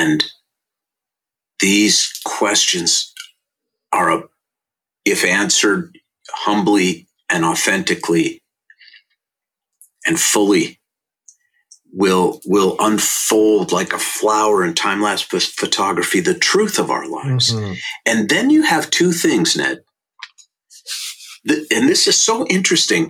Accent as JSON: {"language": "English", "town": "St. Louis Park", "region": "Minnesota", "country": "United States", "tie": "born or raised there", "said": "I was born in 1960 in St. Louis Park, Minnesota, and I went to Aquila Elementary School"}